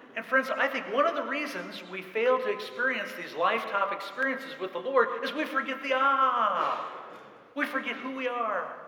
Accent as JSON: {"language": "English", "region": "central Indiana", "country": "United States", "said": "we're from, I'm from central Indiana"}